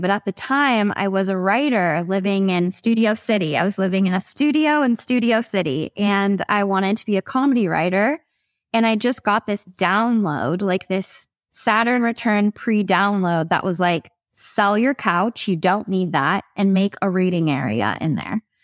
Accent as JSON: {"language": "English", "town": "Ojai", "region": "California", "country": "United States", "tie": "born or raised there", "said": "I'm from Ojai, that's my hometown"}